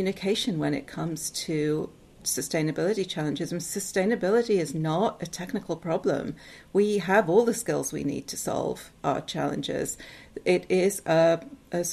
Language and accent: English; Newcastle upon Tyne, North East England, United Kingdom; moved away as an adult; also born or lived in Seattle, United States; now in United States; So I am originally from England. I'm from Newcastle in the north of England.